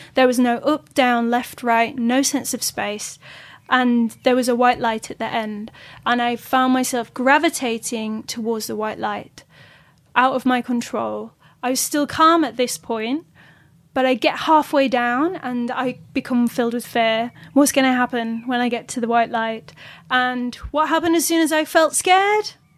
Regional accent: Yorkshire and the Humber, United Kingdom; I'm from Yorkshire.

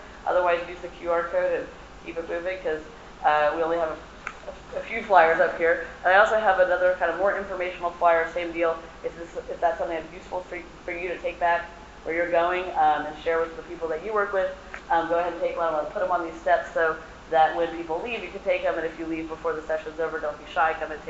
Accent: Texas, United States; now in New York, United States; I'm from Texas.

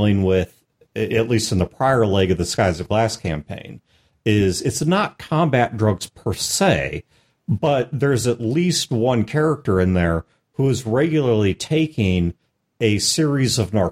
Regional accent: Midwest, United States; I'm from the Midwest

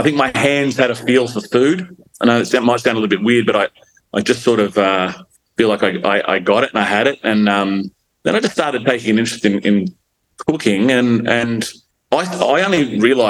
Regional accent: Gold Coast, Queensland, Australia; also born or lived in Melbourne, Victoria / Brisbane; now in Miami, Gold Coast, Australia; I grew up sort of on the Gold Coast, and I went to school in Burleigh Heads

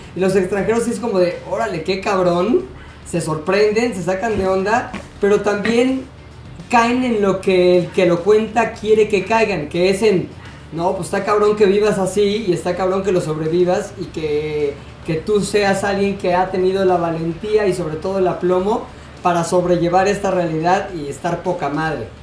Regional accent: Mexico; los mexicanos somos muy mexicanos

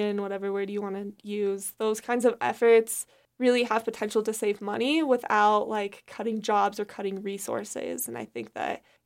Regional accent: Wyoming, United States; I'm from Wyoming

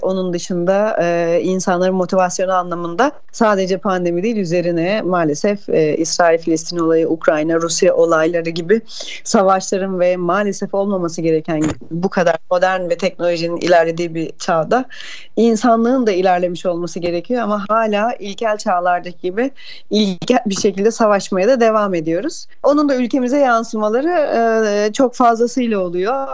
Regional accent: Aegean Region, Turkey; bir Ege'li olarak ben

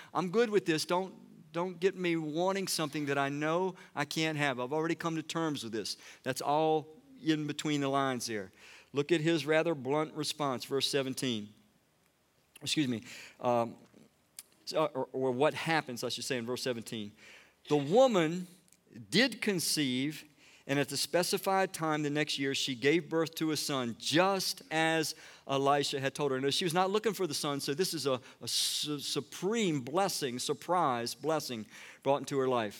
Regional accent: Washington, District of Columbia, United States; I was born in Washington, D C

